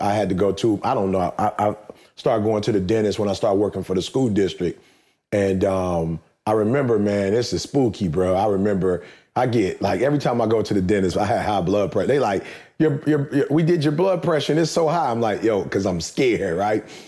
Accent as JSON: {"language": "English", "town": "Detroit", "region": "Michigan", "country": "United States", "tie": "born or raised there", "said": "growing up in Detroit"}